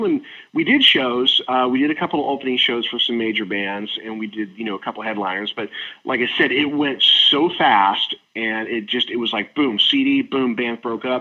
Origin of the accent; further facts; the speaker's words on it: Cleveland, Ohio, United States; moved away as an adult; also born or lived in Reno, Nevada; I'm originally from Cleveland, Ohio